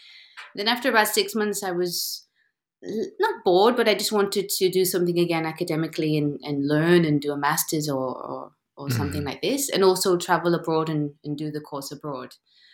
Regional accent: England, United Kingdom; It's kind of the worst, you know, compliment saying that I'm English and I have a good English accent.

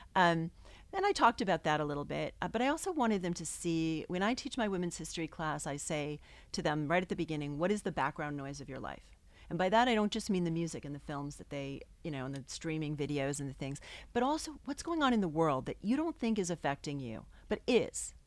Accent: New England, United States; also born or lived in New York; I grew up in New England, and I moved back here

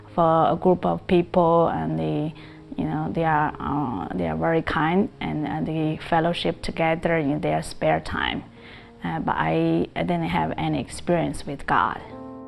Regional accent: China; now in Cerritos, United States; I grew up in China

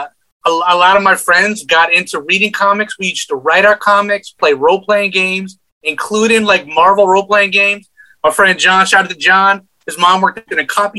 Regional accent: Amityville, New York, United States; I was raised in Amityville, Long Island

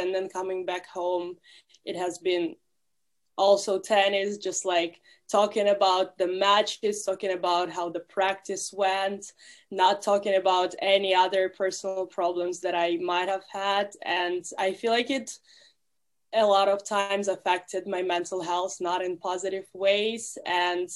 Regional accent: Russia; now in United States; I'm from Russia

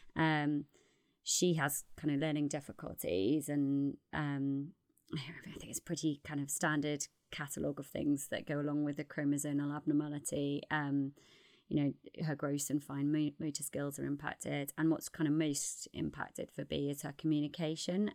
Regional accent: Newcastle upon Tyne, North East England, United Kingdom; accent: Geordie; also born or lived in North London; now in London, United Kingdom; I'm from Newcastle originally

